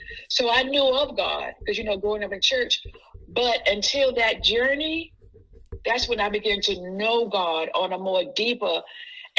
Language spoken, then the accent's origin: English; New York, United States; moved away as an adult; also born or lived in Jacksonville, Florida; I was living in Jacksonville, Florida, then, in my family, because I'm originally from New York